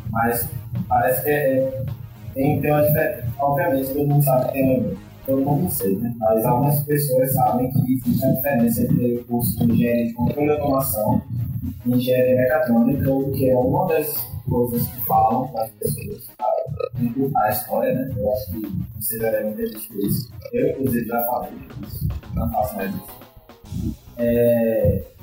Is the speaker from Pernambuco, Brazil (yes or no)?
yes; Recife, Pernambuco, Brazil; also born or lived in Brasília; É, eu sou de Recife, morei em Brasília nesse período aí, é